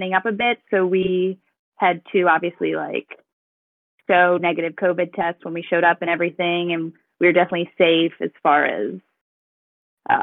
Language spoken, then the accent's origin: English; Louisiana, United States; moved away as an adult; now in Florida, United States; I'm from Louisiana